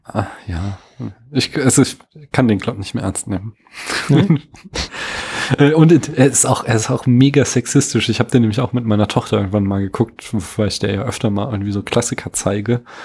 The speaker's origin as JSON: {"language": "German", "region": "Central Hesse", "country": "Germany", "said": "Ich bin ja so Mittelhesse"}